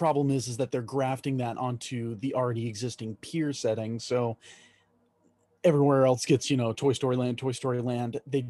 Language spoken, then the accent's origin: English; Texas, United States; I'm from Texas.